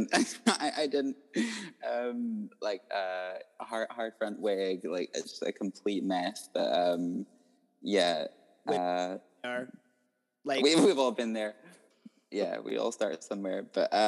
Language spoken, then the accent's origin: English; Isle of Skye, Scotland, United Kingdom; also born or lived in Edinburgh; I was born in Edinburgh and then raised like my whole life on Skye